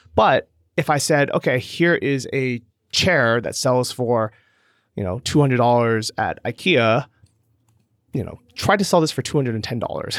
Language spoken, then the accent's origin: English; San Francisco, California, United States; moved away as an adult; also born or lived in Los Angeles, United States; I grew up in California and San Francisco